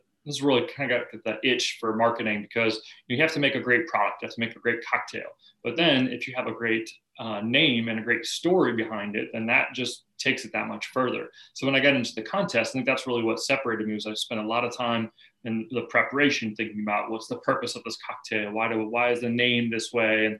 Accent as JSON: {"language": "English", "town": "Charleston", "region": "South Carolina", "country": "United States", "tie": "born or raised there", "said": "I grew up here in Charleston, South Carolina. You know, grew up on Isle of Palms"}